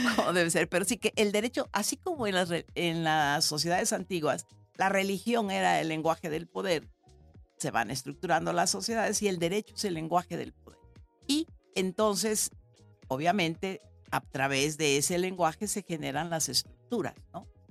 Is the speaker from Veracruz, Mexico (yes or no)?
yes; San Andrés Tuxtla, Veracruz, Mexico; also born or lived in Xalapa, Veracruz; yo tuve el privilegio de hacer la primaria en la primera escuela activa de América Latina que fundó en San Andrés Tuxtla, Veracruz, de donde soy originaria